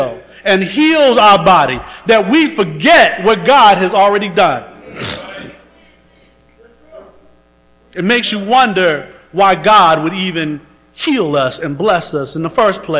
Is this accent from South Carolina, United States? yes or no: yes; Round O, South Carolina, United States; As a little boy growing up in Round O, South Carolina